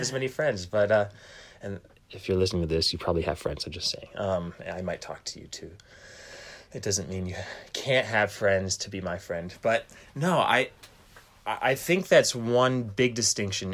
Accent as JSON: {"language": "English", "town": "Fremont", "region": "Michigan", "country": "United States", "moved": "yes", "said": "I'm from Fremont, Michigan"}